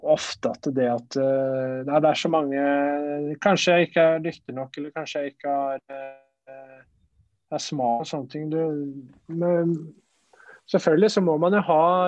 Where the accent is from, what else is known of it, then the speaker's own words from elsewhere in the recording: Flateby, Akershus, Norway; moved away as an adult; also born or lived in Spain / Italy; Jeg er romeriking. Jeg er oppvokst på Flateby